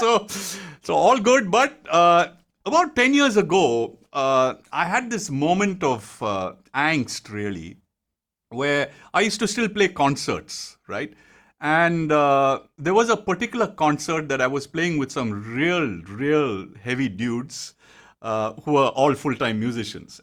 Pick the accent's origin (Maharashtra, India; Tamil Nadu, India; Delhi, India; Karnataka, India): Karnataka, India; Bangalore; moved away as an adult; also born or lived in Mumbai; I was in, born and brought up in Bangalore